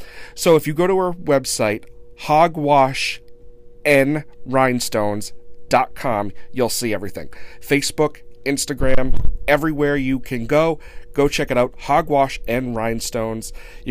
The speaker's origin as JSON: {"language": "English", "town": "Blackstone", "region": "Massachusetts", "country": "United States", "tie": "born or raised there", "said": "my hometown of Blackstone, Massachusetts."}